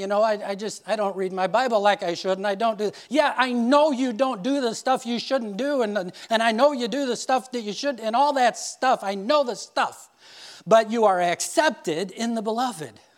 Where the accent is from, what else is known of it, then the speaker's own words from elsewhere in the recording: Indiana, United States; I'm this guy from Indiana